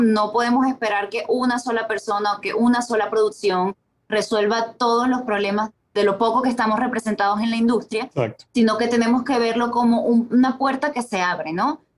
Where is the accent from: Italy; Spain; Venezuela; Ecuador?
Venezuela; moved away as an adult; also born or lived in Colombia / Mexico / New York / Miami; Yo emigré de Venezuela en el 2010, viví en Colombia casi tres años